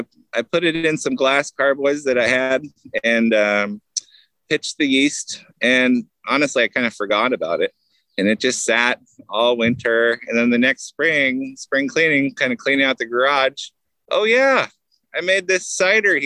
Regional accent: Southern California, United States; moved away as an adult; now in Washington State, United States; I grew up in Southern California

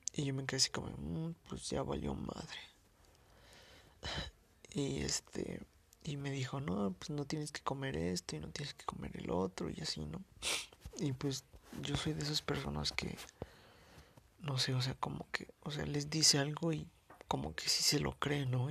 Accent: Mexico City, Mexico; soy de la Ciudad de México

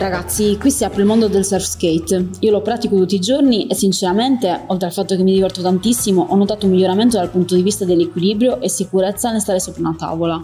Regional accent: Cagliari, Sardinia, Italy; now in Taranto, Italy; sono sport leader fitness nello store di Taranto, ma nata e cresciuta a Cagliari, in Sardegna

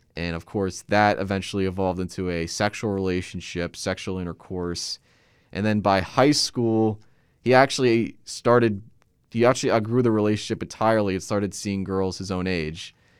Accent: Middletown, New Jersey, United States; I live in a specific section of Middletown, New Jersey called Lincroft

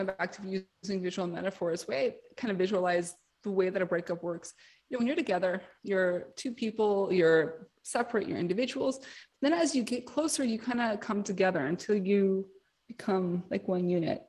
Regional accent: New York City, New York, United States; I'm from New York City

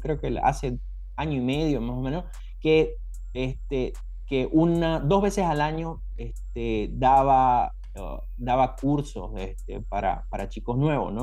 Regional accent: Santa Cruz de la Sierra, Santa Cruz, Bolivia; en mi ciudad, yo soy de Santa Cruz, este, de la Sierra

